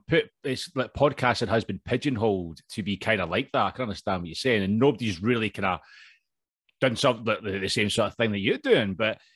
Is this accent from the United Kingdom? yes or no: yes; Scotland, United Kingdom; accent: Scottish; now in London, United Kingdom; I'm actually obviously Scottish, as you can tell, but I'm actually living in England. I'm down in London at the minute.